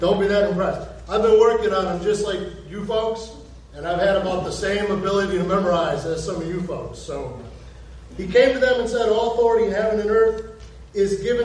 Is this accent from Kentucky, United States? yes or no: no; Ohio, United States; now in Florida, United States; We're from Ohio